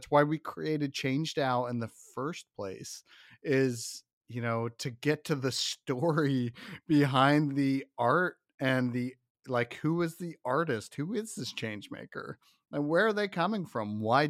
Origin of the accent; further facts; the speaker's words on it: Midwest, United States; I'm from the Midwest too.